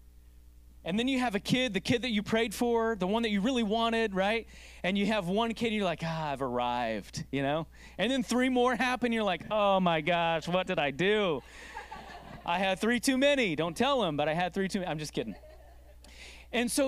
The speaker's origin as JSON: {"language": "English", "country": "United States", "said": "as an American culture"}